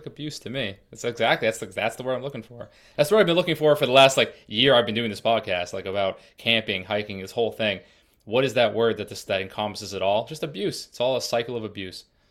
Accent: Massachusetts, United States; also born or lived in Colorado; I'm from Massachusetts and currently in Massachusetts, but I spent, uh, the last year and a half in Colorado

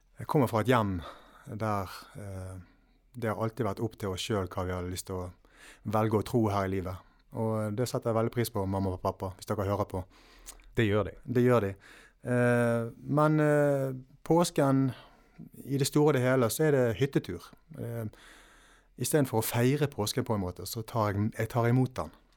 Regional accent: Valestrand, Vestland, Norway; hjemme på Valestrand.

